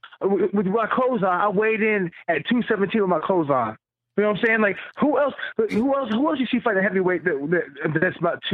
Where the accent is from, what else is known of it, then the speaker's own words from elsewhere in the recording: Murfreesboro, Tennessee, United States; I fought him in Nashville, Tennessee, where I was born outside Nashville, in Murfreesboro, Tennessee.